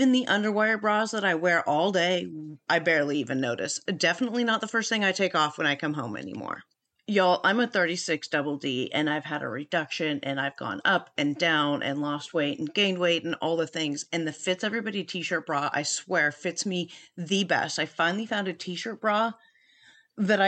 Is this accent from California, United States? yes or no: yes; San Francisco Bay Area, California, United States; I am also from the San Francisco Bay Area